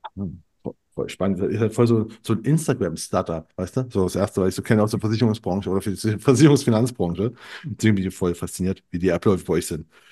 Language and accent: German; eastern Germany, East Germany, Germany; moved away; ich bin aus dem Osten